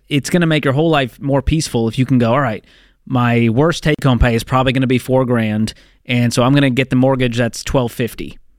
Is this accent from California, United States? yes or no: no; Boston, Massachusetts, United States; I'm from the Boston area.